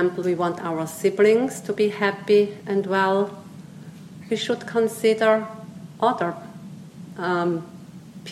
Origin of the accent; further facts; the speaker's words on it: Switzerland; first language Swiss German; English is a second language; moved away as an adult; also born or lived in Myanmar; growing up in Switzerland with Swiss German, German language